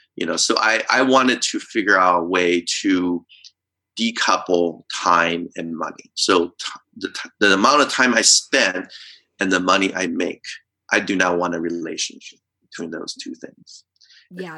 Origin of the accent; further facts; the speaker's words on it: Taiwan; moved away; I grew up in Taiwan